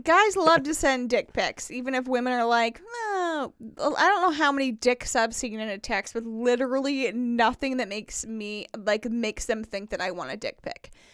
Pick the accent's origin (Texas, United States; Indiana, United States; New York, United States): Indiana, United States; moved away as an adult; also born or lived in Tennessee; now in Nashville, United States; I grew up in Indiana